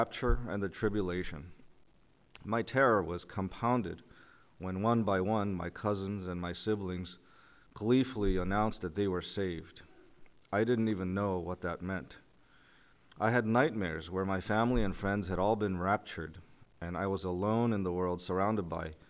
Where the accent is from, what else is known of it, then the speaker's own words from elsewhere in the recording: South Korea; now in New Canaan, United States; I was born in South Korea in the early 70s